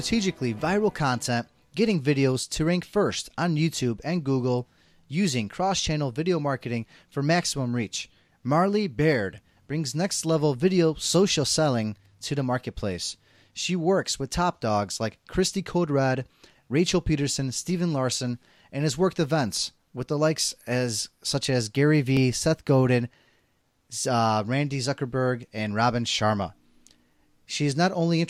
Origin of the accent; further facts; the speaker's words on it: Poland; moved away; I'm initially from Poland.